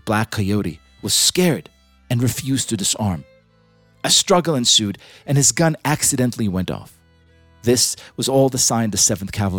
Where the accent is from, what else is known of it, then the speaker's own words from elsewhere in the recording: Israel; moved away; I was born in Israel, the indigenous homeland of the Jewish people.